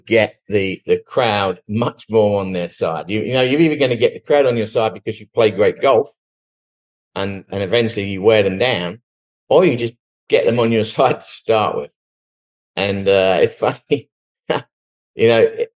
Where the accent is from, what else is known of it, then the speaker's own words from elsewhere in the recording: England, United Kingdom; moved away as an adult; now in Dallas, United States; Growing up in England, my dad was Irish and he moved to England